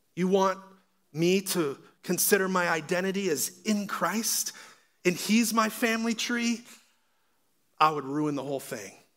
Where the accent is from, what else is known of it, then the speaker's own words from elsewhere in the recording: Pittsburgh, Pennsylvania, United States; I'm from Pittsburgh, where Franco Harris had the Immaculate Reception.